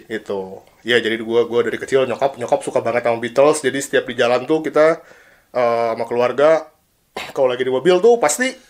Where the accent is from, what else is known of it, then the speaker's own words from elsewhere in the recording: Cimahi, West Java, Indonesia; also born or lived in Bandung; Gue lahir di Bandung 17 Desember 1990. Gue dari kecil tinggal di Cimahi, Cimahi kota tercinta.